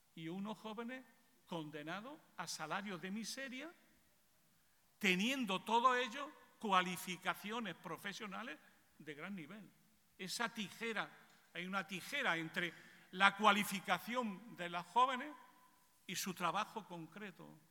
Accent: Spain; en mi país

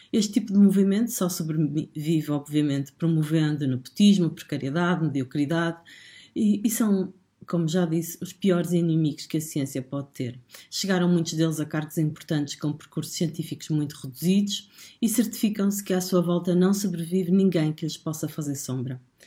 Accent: Portugal; nós, portugueses

